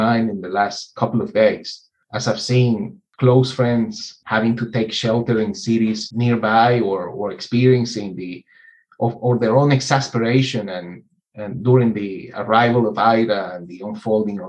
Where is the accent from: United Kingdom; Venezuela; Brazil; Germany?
Venezuela; I grew up in Venezuela's largest oil town